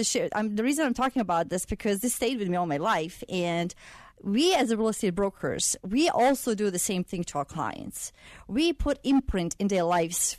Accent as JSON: {"language": "English", "town": "Sarajevo", "country": "Bosnia & Herzegovina", "tie": "born or raised there", "moved": "as an adult", "said": "I come from Sarajevo, Bosnia. It's a capital of Bosnia."}